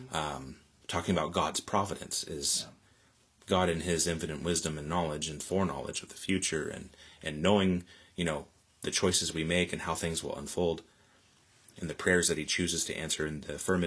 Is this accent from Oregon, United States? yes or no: yes; Newport, Oregon, United States; moved away as an adult; now in Salem, United States; back in Newport, my hometown